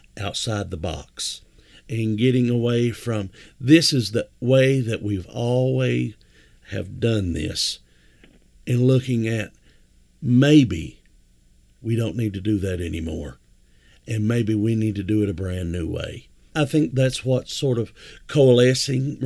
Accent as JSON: {"language": "English", "town": "Whitesburg", "region": "Kentucky", "country": "United States", "said": "I was from Whitesburg"}